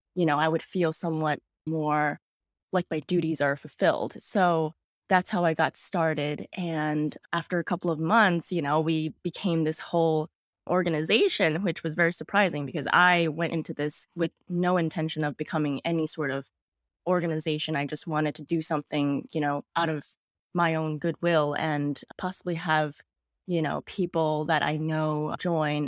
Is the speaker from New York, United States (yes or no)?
yes; New York City, New York, United States; I was born and raised in Queens, New York. I am a native New Yorker